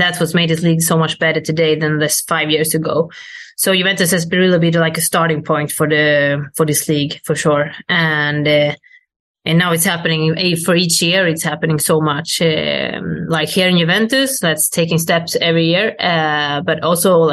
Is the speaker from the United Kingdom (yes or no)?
no; Sweden; moved away as an adult; now in Italy; I go out of Sweden and I come back to play in Sweden